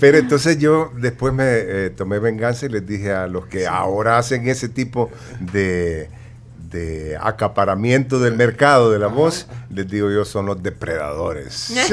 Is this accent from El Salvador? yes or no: yes; San Miguel, El Salvador; accent: migueleño; yo nunca he logrado dejar mi acento migueleño